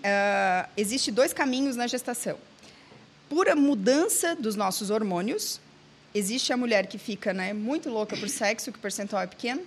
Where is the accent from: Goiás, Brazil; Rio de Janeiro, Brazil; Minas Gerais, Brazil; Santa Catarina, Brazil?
Santa Catarina, Brazil; Eu sou de Santa Catarina